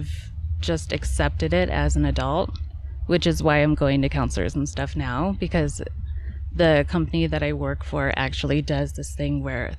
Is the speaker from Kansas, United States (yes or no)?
yes; Kansas, United States; also born or lived in St. Louis, Missouri / Chicago, Illinois; I was born in St. Louis, and then in fourth grade, we moved to Chicago, and then in fifth grade, or something like that, maybe third grade, but in fifth grade, we moved to Kansas, and we've been there forever